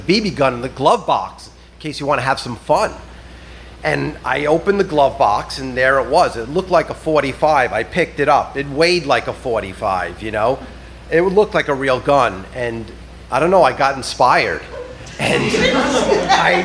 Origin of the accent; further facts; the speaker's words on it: South Shore of Long Island, New York, United States; I grew up on the South Shore of Long Island